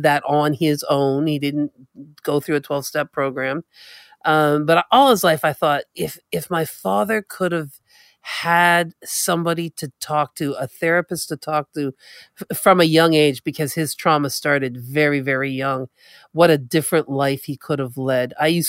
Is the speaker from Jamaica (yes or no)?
no; Canada; from the Mi'kmaq Nation.